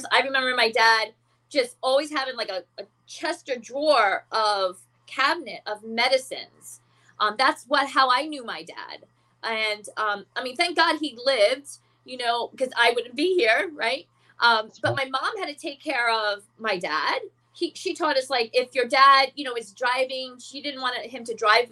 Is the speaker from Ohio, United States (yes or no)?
no; Florida, United States; also born or lived in Bronx, New York; I was born in the Bronx. I grew up in Florida